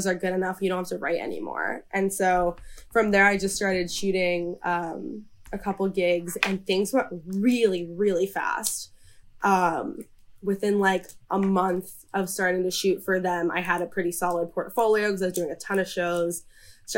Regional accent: New York City, New York, United States; I grew up in New York City

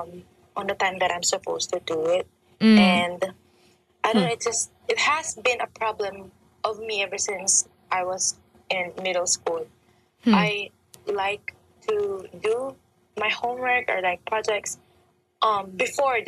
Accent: Philippines; I'm from the Philippines

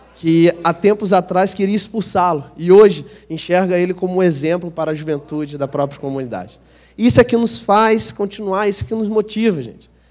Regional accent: Rio de Janeiro, Brazil; Eu sou carioca, sou daqui de Santa Cruz, alguns irmãos já me conhecem, cresci aqui na Zona Oeste

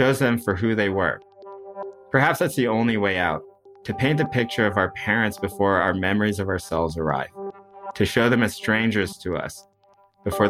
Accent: United States; also born or lived in Oregon; we are American

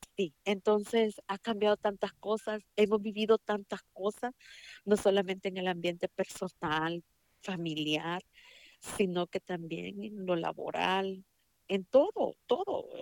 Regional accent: El Salvador; now in United States; yo soy salvadoreña. Eh, estudié en El Salvador

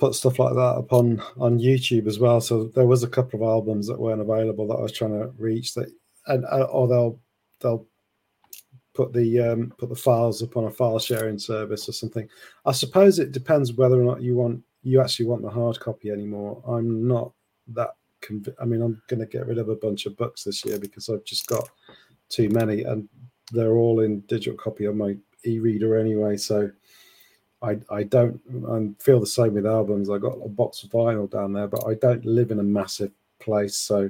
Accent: Sheffield, Yorkshire and the Humber, United Kingdom; moved away; I'm from Sheffield originally

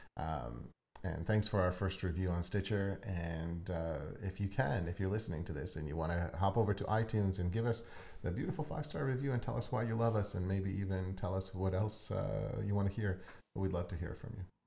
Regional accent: Ukraine; moved away; I'm actually from Ukraine.

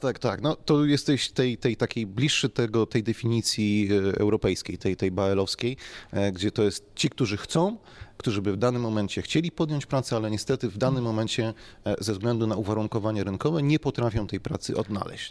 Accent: Silesian Voivodeship, Poland; u nas na Śląsku

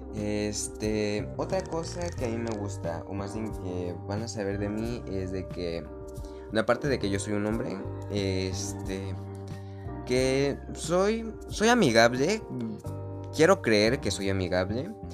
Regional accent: Mexico; Yo vivo en México, soy mexicano de raíz y estoy orgulloso de serlo.

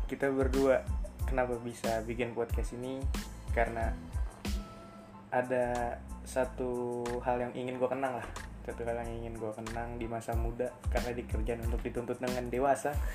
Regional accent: Depok, West Java, Indonesia; also born or lived in Klender, Jakarta; lahir di klender terus Depok, ya. kelas sampai kelas 3 3 SD ada problem keluarga Gua sama keluarga gue akhirnya ke Depok sampai lulus SMA

